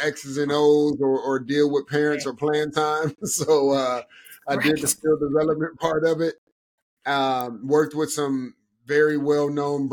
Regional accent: Cleveland, Ohio, United States; moved away as an adult; I'm born and raised in Cleveland, Ohio, grew up playing all sports

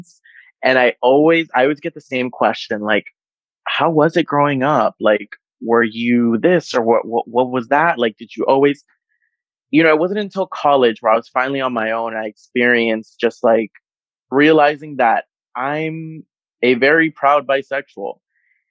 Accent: Miami, Florida, United States; born and raised in Miami in South Florida, Nicaraguan American

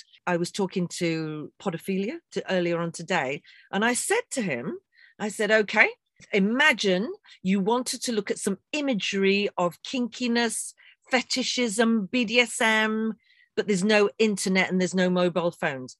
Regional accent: England, United Kingdom

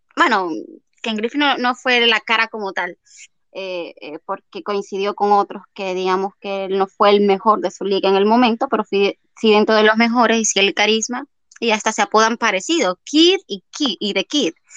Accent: Dominican Republic; para nosotros como dominicanos

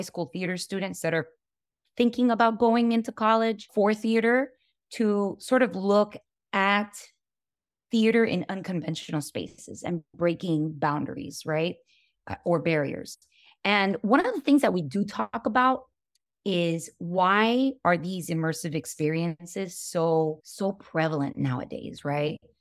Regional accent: Hialeah, Florida, United States; growing up in Hialeah, which is a very working class neighborhood.

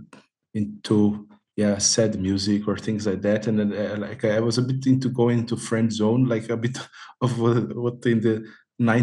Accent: Brazil; moved away as an adult; now in Amsterdam, Netherlands; the city where I grew up in Brazil

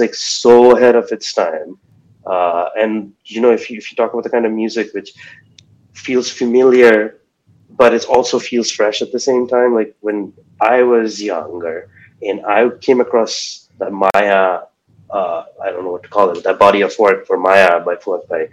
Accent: Waterloo, Ontario, Canada; I'm this kid from Waterloo.

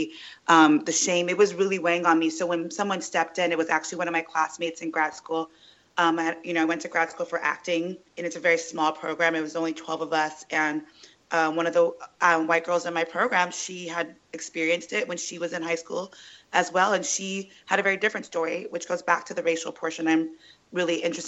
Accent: Sacramento, California, United States; moved away as an adult; also born or lived in New York; now in Los Angeles, United States; I was raised in Sacramento

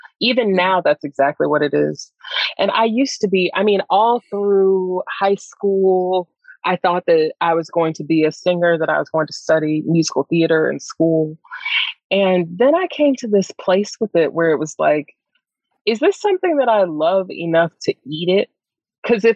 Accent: Greensboro, North Carolina, United States; I grew up in Greensboro, North Carolina

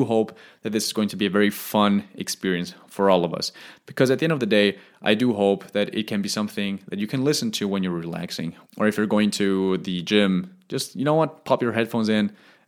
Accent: Stuttgart, Baden-Württemberg, Germany; Now, we are originally from Stuttgart in Germany. However, we have lived in over eight countries, and I'm currently planning to live on my ninth.

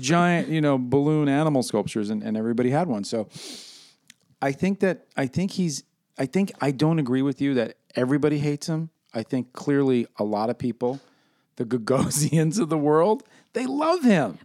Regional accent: New York City, New York, United States; I'm from New York City

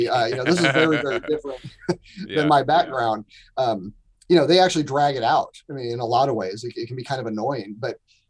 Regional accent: United States; But as an American, he's still my hero, right?

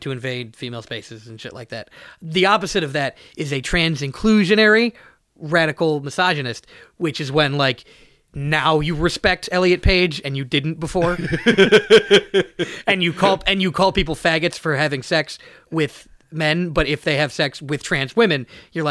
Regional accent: Chicago, Illinois, United States; accent: nasally A's; I'm from Chicago

